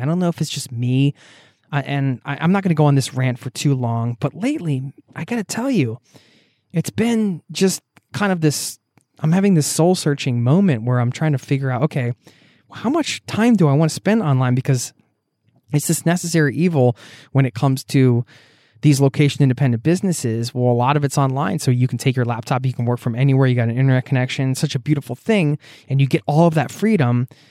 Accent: outside of Philadelphia, Pennsylvania, United States; moved away as an adult; now in Norway; I grew up outside of Philadelphia

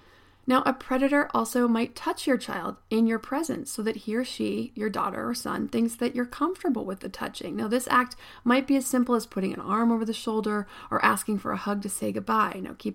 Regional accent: State College, Pennsylvania, United States; I grew up in State College, Pennsylvania.

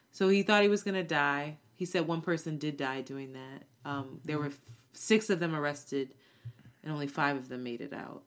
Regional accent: United States; one of the very few Americans

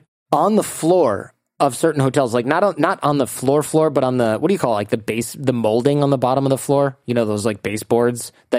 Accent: United States; And I said, look, I'm American. Can I still go?

